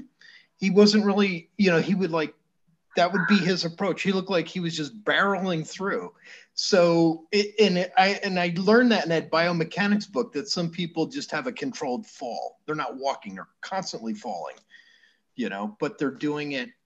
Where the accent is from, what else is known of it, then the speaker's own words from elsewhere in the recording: Shokan, New York, United States; now in Florida, United States; When I lived in upstate New York, I was from the Catskills. And, you know, I had a friend I would call, our hometown was Shokan.